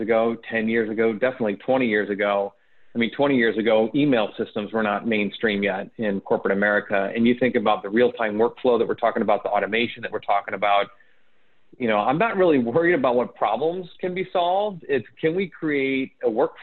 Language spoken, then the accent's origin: English; St. Louis, Missouri, United States; I was born and raised in or around St. Louis